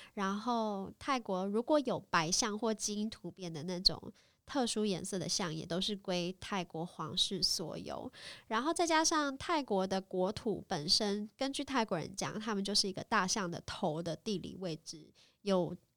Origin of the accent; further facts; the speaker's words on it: Taiwan; also born or lived in Bangkok, Thailand; 我从台湾来的